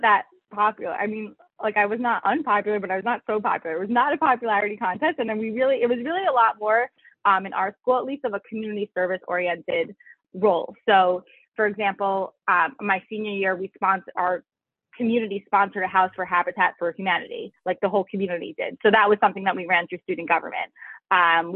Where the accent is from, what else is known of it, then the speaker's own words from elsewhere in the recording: Syosset, New York, United States; also born or lived in Philadelphia; I grew up in Long Island, New York, and I went to school in Philadelphia